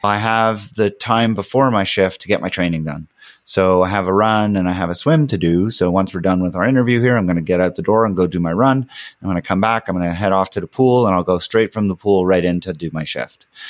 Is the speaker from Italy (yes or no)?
no; Montreal, Quebec, Canada; moved away; we're from Montreal.